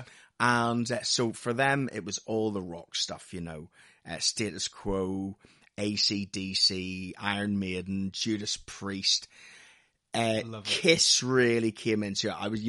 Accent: Lisburn, Northern Ireland, United Kingdom; moved away; We moved over from Northern Ireland in 1982. And we moved to a house. My dad had been working in England during the week and would fly home every weekend to us in Belfast, in a place called Lisburn, which is about 6 miles outside Belfast.

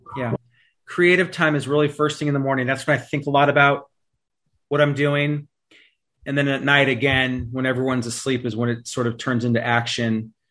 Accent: East Bay, California, United States; we grew up in the East Bay here in, in California

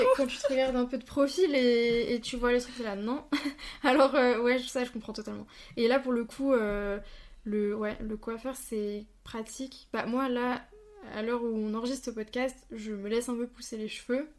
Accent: Bourgogne-Franche-Comté, France; moved away as an adult; now in Alsace, France; je viens de Franche-Comté

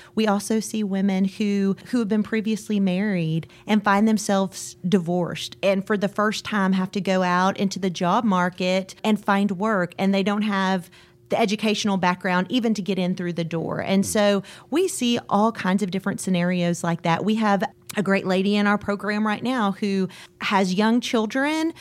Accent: Waco, Texas, United States; I grew up here in Waco

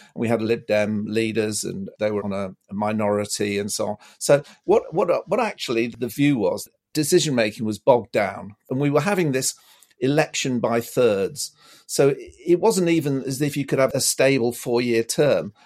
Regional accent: Lancashire, North West England, United Kingdom; now in Bristol, United Kingdom; I grew up in Lancashire, actually.

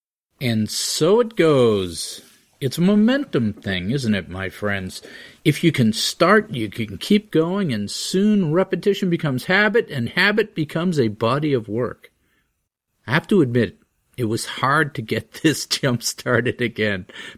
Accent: Groton, Massachusetts, United States; my hometown of Groton, Massachusetts.

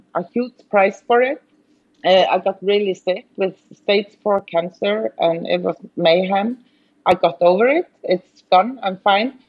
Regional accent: Iceland; moved away; being born and raised in Iceland, working here

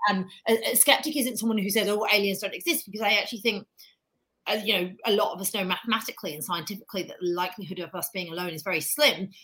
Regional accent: United Kingdom; accent: British; now in United States; I, live in America. I'm obviously British, as you can tell by my accent, but I'm a very proud new American

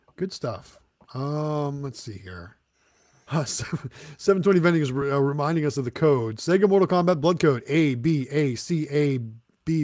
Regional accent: Midwest, United States; now in Southern United States; I grew up in the Midwest, and now I'm a southern a southern guy.

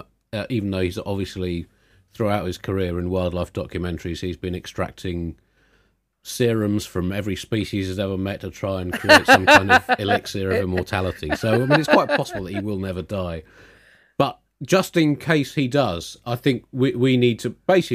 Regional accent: Tunbridge Wells, South East England, United Kingdom; there's a prominent broadsheet newspaper in this country that I grew up with living in Tunbridge Wells.

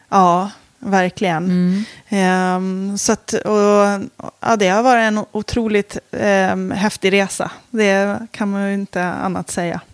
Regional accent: Åland Islands; jag kommer från Åland

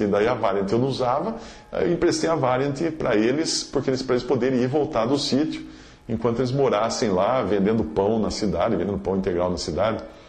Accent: Limeira, São Paulo, Brazil; moved away as an adult; also born or lived in Alto Paraíso, Goiás; recomeçar a vida em Limeira, que é a minha cidade natal

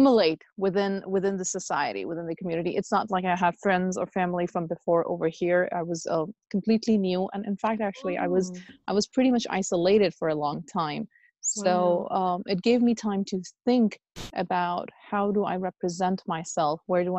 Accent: United Arab Emirates; moved away as an adult; also born or lived in Pakistan / Lahore, Pakistan; now in United States; I'm originally from Pakistan, and I was born, brought up in UAE, United Arab Emirates. And then I completed my high school over there

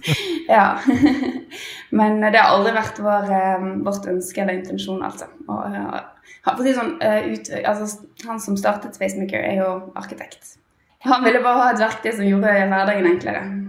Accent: Bergen, Vestland, Norway; moved away as an adult; now in Oslo, Norway; jeg er jo egentlig bergenser, da, men har uh, emigrert til Oslo for en liten periode i hvert fall.

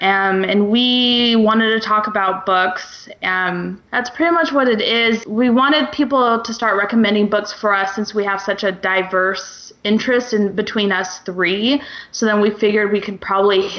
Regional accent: Kansas, United States; moved away as an adult; now in Florida, United States; we're both from Kansas, and we literally moved to Florida right before this all happened

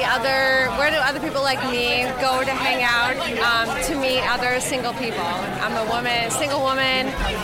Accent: Philadelphia, Pennsylvania, United States; moved away; I'm not from this area, so I'm from Philadelphia originally, so I don't know the city that well.

